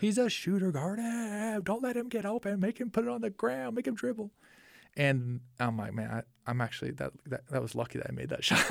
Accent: Orem, Utah, United States; we grew up in Orem, and I attended Mountain View High School

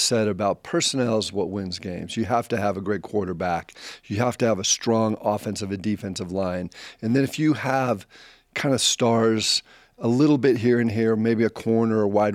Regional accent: La Crescenta, California, United States; moved away as an adult; also born or lived in Utah; I grew up in La Crescenta, California. It's about 20 minutes from the Rose Bowl.

